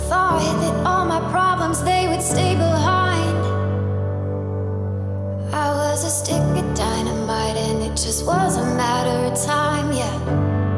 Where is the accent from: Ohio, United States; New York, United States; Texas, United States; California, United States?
Ohio, United States; Zanesville; I'm from Zanesville, Ohio